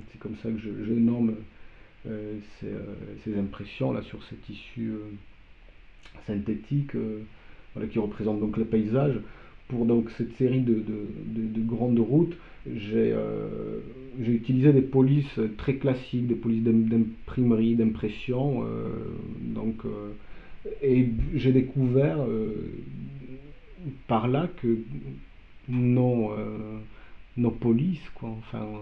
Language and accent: French; Poland; first language Polish; French is a second language; moved away; moi je me suis euh, spontanément exprimé dans, ma langue maternelle. Quoi, donc, euh, donc voilà, le polonais